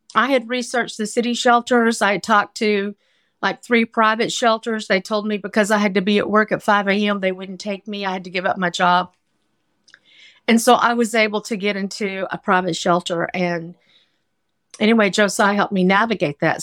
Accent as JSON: {"language": "English", "region": "Arkansas", "country": "United States", "tie": "born or raised there", "moved": "as an adult", "lives_now": "New York City, United States", "said": "I grew up in Arkansas"}